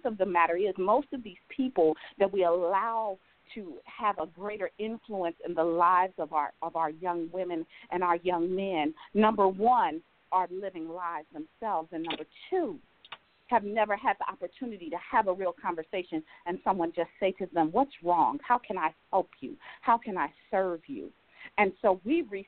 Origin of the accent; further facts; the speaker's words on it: Cincinnati, Ohio, United States; moved away as an adult; now in Jacksonville, United States; I can remember being this little girl in Cincinnati, Ohio